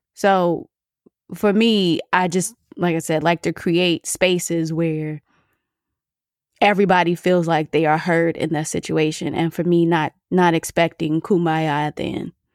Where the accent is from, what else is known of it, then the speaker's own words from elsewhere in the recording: Michigan, United States; I'm from Michigan